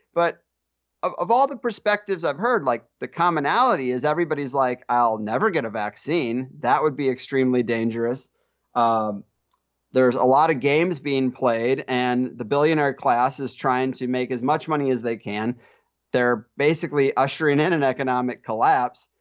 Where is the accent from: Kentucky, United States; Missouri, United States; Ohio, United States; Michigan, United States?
Missouri, United States; Arnold; moved away as an adult; now in San Diego, United States; I grew up in Arnold, Missouri